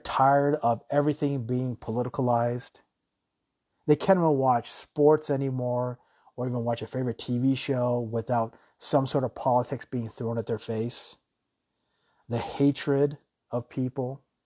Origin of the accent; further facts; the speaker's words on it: United States; now in Thailand; I myself, I'm an American